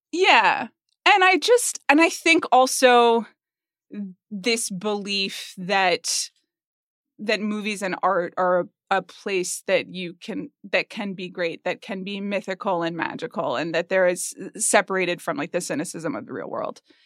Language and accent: English; Atlanta, Georgia, United States; I grew up in Atlanta, Georgia